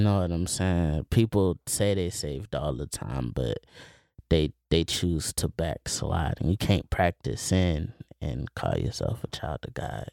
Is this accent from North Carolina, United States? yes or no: no; Plant City, Florida, United States; I grew up in Plant City